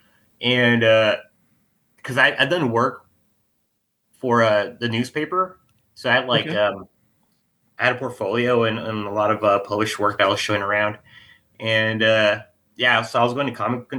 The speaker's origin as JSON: {"language": "English", "region": "California", "country": "United States", "moved": "as an adult", "lives_now": "Kansas City, United States", "said": "I'm originally from California, from a little city in the valley"}